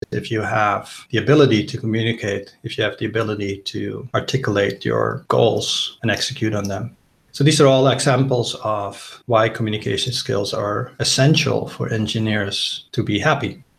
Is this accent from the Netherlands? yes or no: yes; Netherlands; moved away as an adult; also born or lived in United States; I'm originally Dutch. I grew up in the Netherlands, did my computer science degree there and a PhD. I lived about half of my life in the US